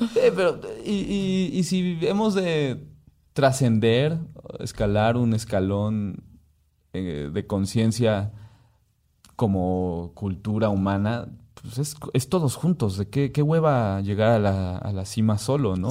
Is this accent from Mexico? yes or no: yes; Mexico; soy un mestizo mexicano